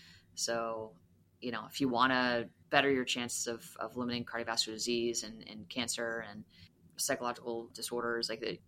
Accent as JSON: {"language": "English", "region": "Maine", "country": "United States", "tie": "born or raised there", "also_born_or_lived": "Massachusetts, United States", "said": "Well, I'm from the Northeast, so I grew up, I was in Maine and Massachusetts. I moved around a lot, but I definitely do identify as a New England fan."}